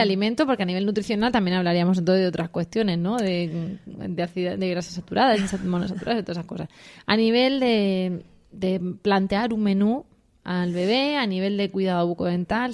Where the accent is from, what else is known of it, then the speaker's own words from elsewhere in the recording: Region of Murcia, Spain; Así de estupendos somos los murcianos